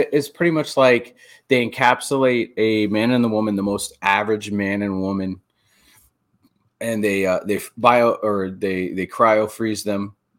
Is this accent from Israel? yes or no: no; Erie, Pennsylvania, United States; Yeah, I grew up in Erie, and I had a bunch of friends.